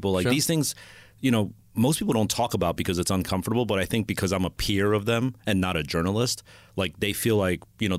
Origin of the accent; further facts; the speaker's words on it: Monmouth County, New Jersey, United States; I was born in Jersey.